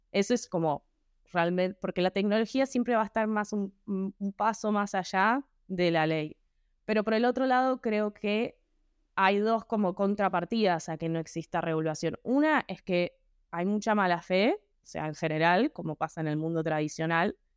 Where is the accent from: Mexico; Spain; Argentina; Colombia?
Argentina